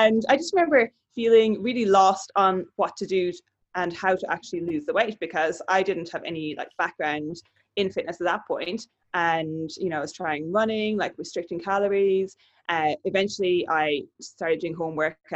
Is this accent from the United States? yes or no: no; County Kerry, Munster, Ireland; moved away as an adult; now in Brisbane, Australia; I'm originally from Kerry in the south of Ireland.